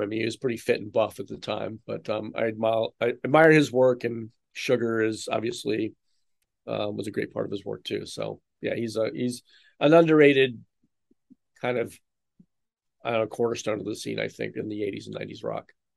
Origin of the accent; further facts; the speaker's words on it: East Coast, United States; now in Chicago, United States; I grew up on the East Coast